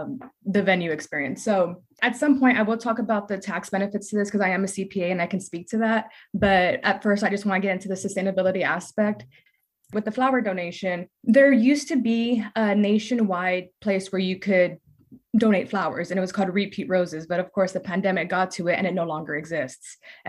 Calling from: San Antonio, Texas, United States; I'm calling in from San Antonio, Texas.

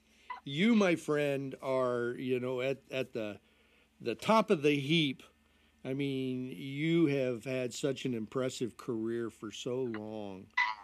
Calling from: Illinois, United States; I'm right outside of Chicago.

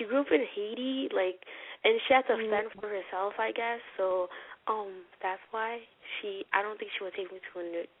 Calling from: Ontario, Canada; Ontario in Canada.

